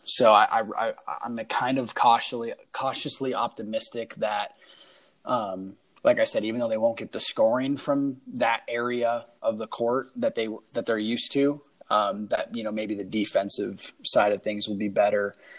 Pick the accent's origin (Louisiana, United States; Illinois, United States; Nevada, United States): Nevada, United States; Las Vegas; I'm from Vegas